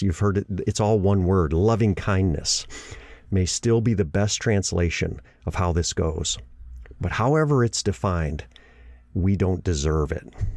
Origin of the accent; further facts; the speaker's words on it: Gobles, Michigan, United States; moved away; My hometown is Goebbels, Michigan. It's a little small town in the southwest part of the state.